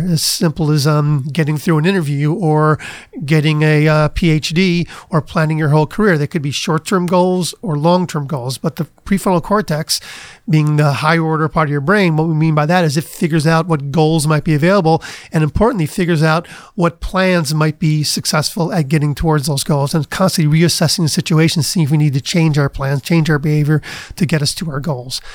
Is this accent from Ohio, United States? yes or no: yes; Cleveland, Ohio, United States; moved away; also born or lived in Kent, Ohio / Princeton, New Jersey; I grew up in Cleveland